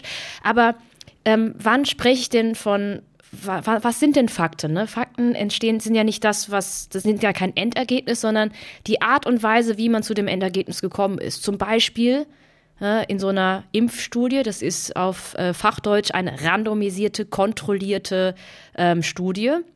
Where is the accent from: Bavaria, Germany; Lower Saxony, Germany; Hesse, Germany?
Hesse, Germany; Heppenheim; also born or lived in Baden-Württemberg; Ich bin in so einer kleinen Stadt aufgewachsen